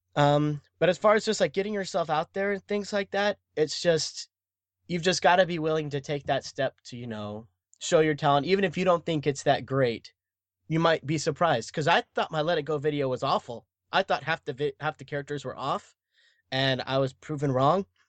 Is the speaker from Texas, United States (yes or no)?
yes; Dallas, Texas, United States; I was born and raised in Dallas, Texas